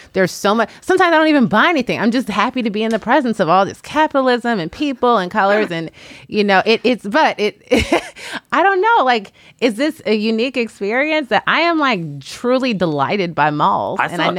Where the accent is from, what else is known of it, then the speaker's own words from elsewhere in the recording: Chicago, Illinois, United States; moved away as an adult; also born or lived in Washington, D.C. / New York; now in Los Angeles, United States; I'm new to California. I live in the greater Los Angeles area. And I grew up in Chicago, spent my adulthood in Washington, D.C. and New York.